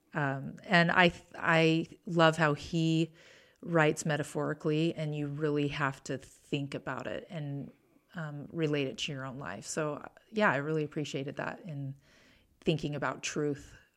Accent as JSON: {"language": "English", "town": "Bountiful", "region": "Utah", "country": "United States", "tie": "born or raised there", "said": "I grew up in Davis County, Bountiful"}